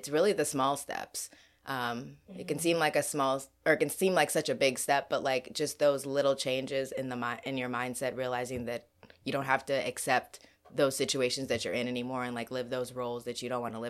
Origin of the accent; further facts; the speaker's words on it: Kenya; moved away; I'm also from Kenya